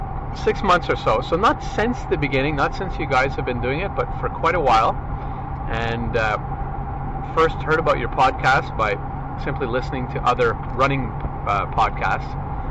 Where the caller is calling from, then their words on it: Hemingford, Quebec, Canada; I'm sending this from Hemingford, Quebec, which is a small rural town, 20 miles south of Montreal, right on the New York-Vermont border.